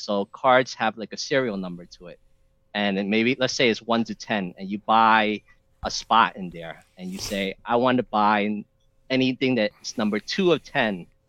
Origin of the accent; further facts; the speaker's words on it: New York City, New York, United States; I'm from New York, so New York has good cheesecake.